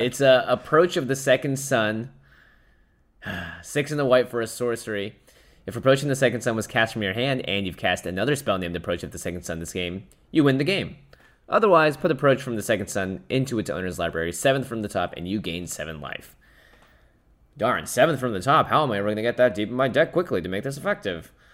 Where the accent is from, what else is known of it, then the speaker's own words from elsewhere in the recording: Seattle, Washington, United States; I grew up in Seattle.